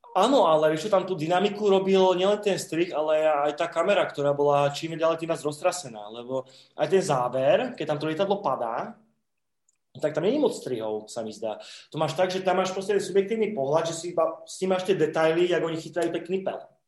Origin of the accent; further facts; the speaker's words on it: Slovakia; u nás na STVčke bol Nosferatu